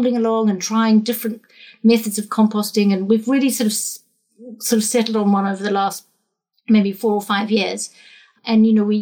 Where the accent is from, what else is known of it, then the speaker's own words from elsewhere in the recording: New Zealand; now in England; I'm a Kiwi as well